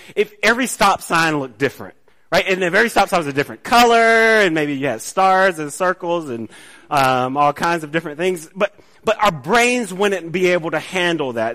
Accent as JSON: {"language": "English", "town": "College Park", "region": "Georgia", "country": "United States", "tie": "born or raised there", "said": "I grew up in College Park"}